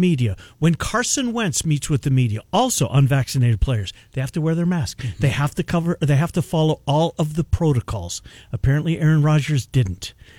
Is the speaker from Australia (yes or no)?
no; Canada; I'm a Canadian.